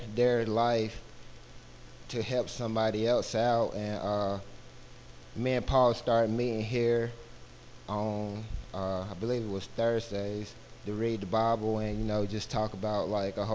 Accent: Albemarle, North Carolina, United States; also born or lived in Minnesota; So I grew up here in Albemarle, going to a Baptist church

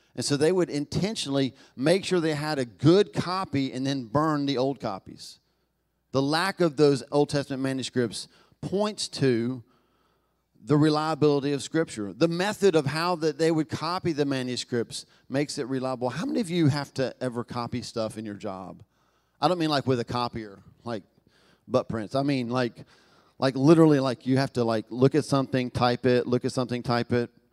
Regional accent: Knoxville, Tennessee, United States; accent: Southern; moved away; I was born in Southern America, I was born in Knoxville, Tennessee

